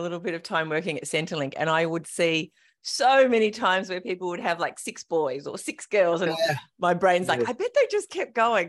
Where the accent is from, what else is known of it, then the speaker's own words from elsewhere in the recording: King Island, Tasmania, Australia; moved away; I grew up on King Island